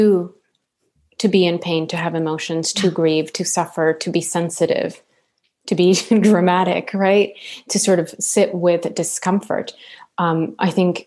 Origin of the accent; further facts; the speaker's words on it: La Paz, Bolivia; moved away; also born or lived in South America; La Paz, which is where I'm from.